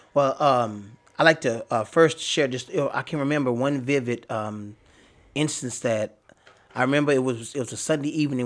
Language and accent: English; Dallas, Texas, United States; I grew up in Oak Cliff